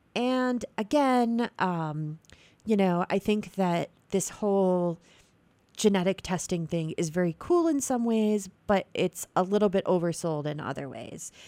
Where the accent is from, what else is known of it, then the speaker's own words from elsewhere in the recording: New England, United States; I'm from New England.